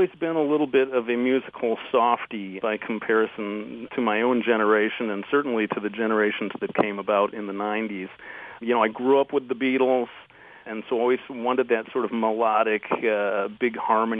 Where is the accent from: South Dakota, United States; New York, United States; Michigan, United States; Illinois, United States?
Michigan, United States; Detroit; Well, I fly the Motown flag as well. And you're right, I should be more proud of my native local sound.